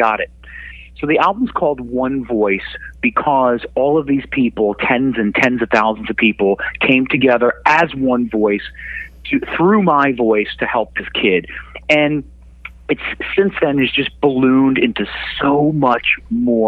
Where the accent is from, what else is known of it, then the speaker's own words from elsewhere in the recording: Connecticut, United States; here in my hometown in Connecticut